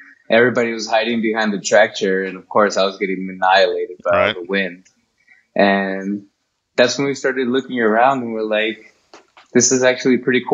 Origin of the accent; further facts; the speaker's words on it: Compton, California, United States; I was born in Compton